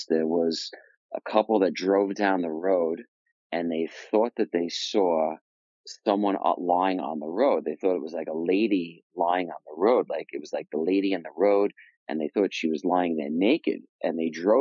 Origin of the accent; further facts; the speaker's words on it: Long Island, New York, United States; I grew up in New York, and I grew up in Long Island, New York.